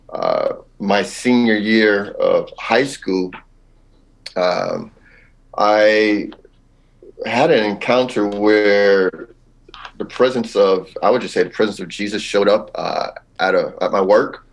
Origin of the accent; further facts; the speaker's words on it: Los Angeles, California, United States; now in Wooster, United States; I'm actually originally from Southern California, Los Angeles area